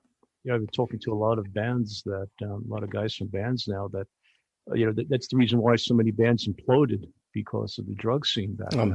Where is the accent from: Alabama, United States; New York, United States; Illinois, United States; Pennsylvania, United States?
New York, United States; New York City; I grew up in New York City